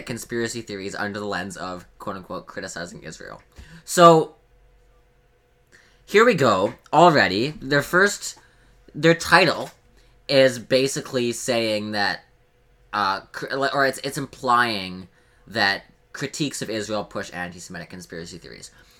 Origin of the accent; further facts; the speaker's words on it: Canada; I'm Canadian